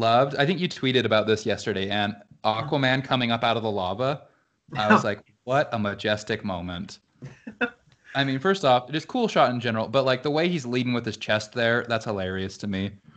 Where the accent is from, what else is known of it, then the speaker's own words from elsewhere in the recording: Utah, United States; Growing up in Utah, those are the three things that are ever present.